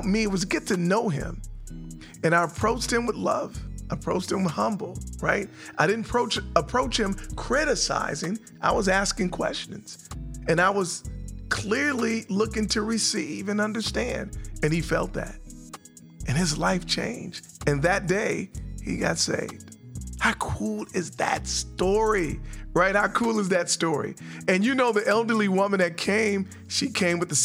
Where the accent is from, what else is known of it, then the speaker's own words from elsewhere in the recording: San Francisco, California, United States; now in North Carolina, United States; I'm from San Francisco